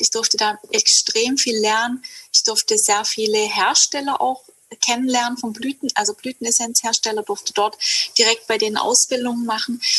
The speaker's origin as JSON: {"language": "German", "area": "Hegau", "region": "Baden-Württemberg", "country": "Germany", "tie": "born or raised there", "said": "ich komme aus Süddeutschland, aus dem Hegau und ich bin auch hier aufgewachsen"}